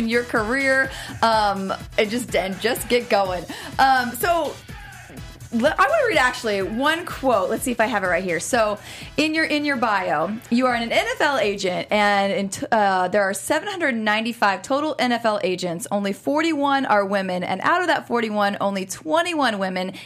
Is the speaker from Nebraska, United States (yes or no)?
yes; Omaha, Nebraska, United States; growing up in Omaha